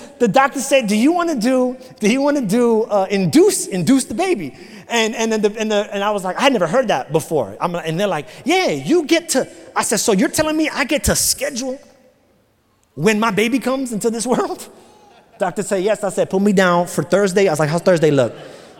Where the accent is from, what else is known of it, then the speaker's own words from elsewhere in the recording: New York City, New York, United States; now in Florida, United States; I grew up in New York City